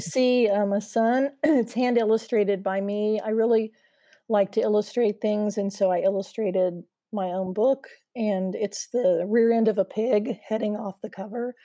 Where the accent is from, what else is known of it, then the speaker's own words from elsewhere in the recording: Indiana, United States; moved away as an adult; now in Charlotte, United States; So, I'm a Midwestern girl. I grew up in Indiana, and I have lived a lotta places in my adult life, but I moved here a couple years ago